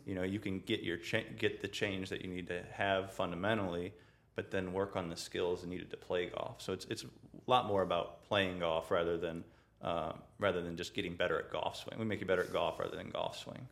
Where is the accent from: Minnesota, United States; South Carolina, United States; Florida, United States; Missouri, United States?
Missouri, United States; St. Peters; I grew up in uh, St. Peter's